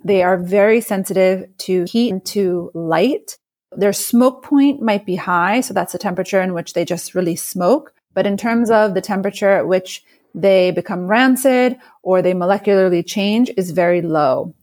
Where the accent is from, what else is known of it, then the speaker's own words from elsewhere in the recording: New York, United States; I'm a New Yorker